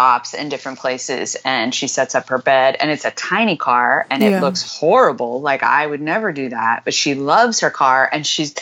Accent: Houston, Texas, United States; I'm from Houston.

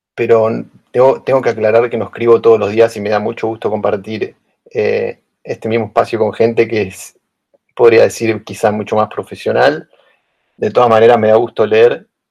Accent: Buenos Aires, Argentina; moved away as an adult; now in Berlin, Germany; soy de Buenos Aires, Argentina

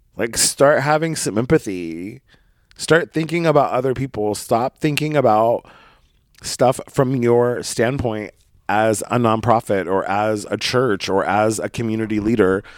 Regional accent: Brookings, Oregon, United States; moved away; my hometown of Brookings, Oregon

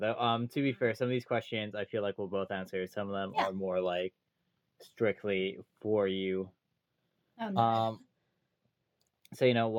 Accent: Canada; I feel like I'm the only Canadian you know.

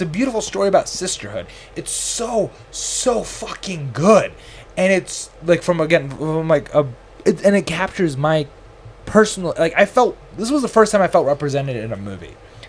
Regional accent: United States; As a Pakistani Desi Muslim American

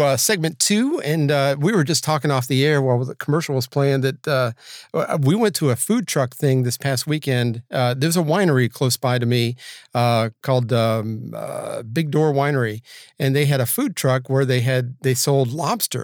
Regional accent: Georgia, United States; Georgia, my home state

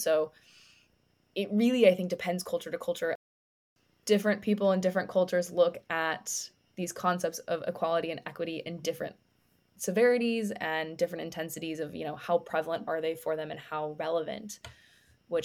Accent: United States; I come from an American background, and this concept of the American dream and equality of opportunity has been so ingrained within my culture and upbringing.

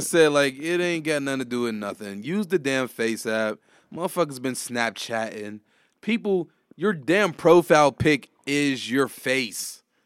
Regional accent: Homewood, United States; I grew up in Homewood, like, I'm in the hood

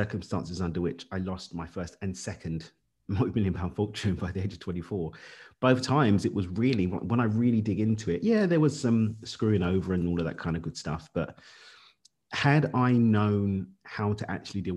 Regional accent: London, United Kingdom; moved away; Born and raised in East London.

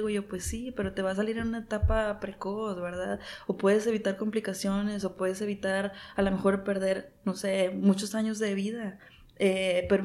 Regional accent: Mexico; y que pues ya ni modo soy mexicano, ¿verdad? Y mi herencia me hizo gordito.

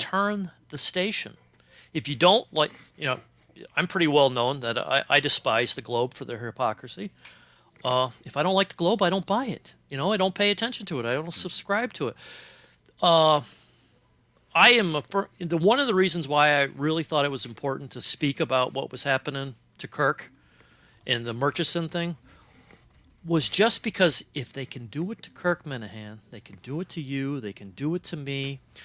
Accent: Cincinnati, Ohio, United States; moved away; I grew up in Cincinnati, Ohio

